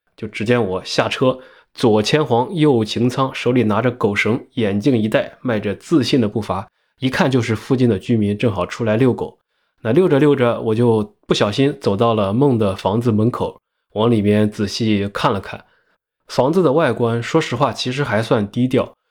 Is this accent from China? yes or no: yes; China; now in United States; 再看看我一个中国人开着美国车牌的车，在加拿大的街头